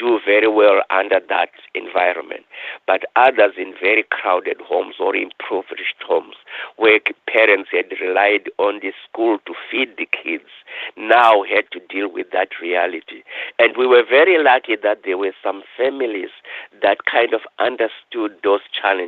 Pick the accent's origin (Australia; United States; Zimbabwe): Zimbabwe; moved away as an adult; now in Thunder Bay, Canada; I was born in Africa, in Rhodesia, then Zimbabwe